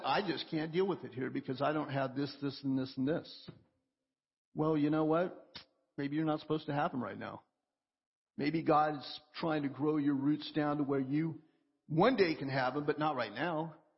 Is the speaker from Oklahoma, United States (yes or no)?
yes; Oklahoma, United States; moved away; I grew up in Oklahoma and, and we had forests all around us